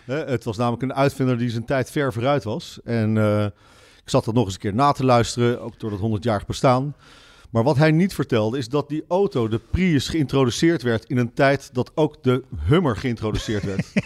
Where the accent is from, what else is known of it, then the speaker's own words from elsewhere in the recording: Netherlands; als Nederlander